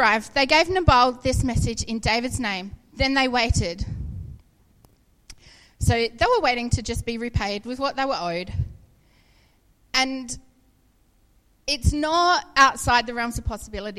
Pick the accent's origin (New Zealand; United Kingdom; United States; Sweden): New Zealand; I grew up in Waipinga. My dad had a farm there